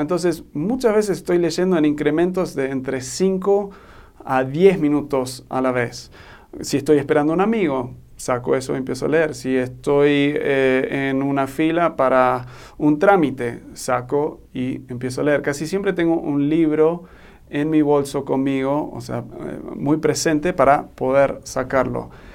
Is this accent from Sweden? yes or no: no; Argentina; now in Mexico; soy un gringo, pero me crié en Argentina y ahora estoy viviendo en México